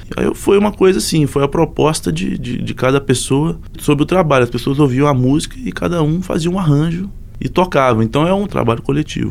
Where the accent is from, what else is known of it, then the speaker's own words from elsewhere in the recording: Abre Campo, Minas Gerais, Brazil; now in Belo Horizonte, Brazil; de Abricampo, uma cidade da Zona da Mata Mineira.